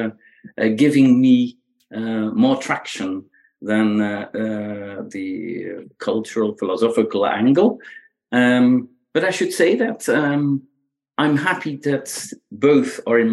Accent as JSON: {"language": "English", "country": "Belgium", "tie": "born or raised there", "second_language": "English", "moved": "as an adult", "lives_now": "United States", "said": "I grew up in Belgium. Right. So that's where the accent comes from."}